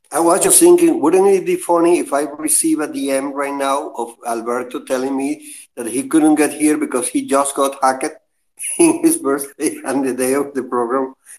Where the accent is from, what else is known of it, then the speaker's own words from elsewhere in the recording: Venezuela; I am from Venezuela